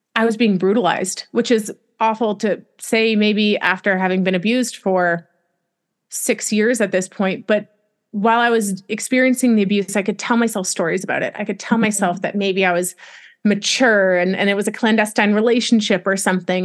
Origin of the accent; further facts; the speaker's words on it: Canada; moved away as an adult; also born or lived in Wyoming; I'm Canadian